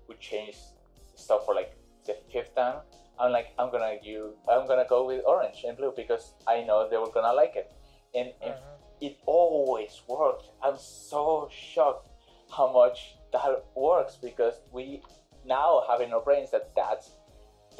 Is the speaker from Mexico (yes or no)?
yes; Mexico; I'm from other part, but it's impossible to pronounce. So I'm from Mexico City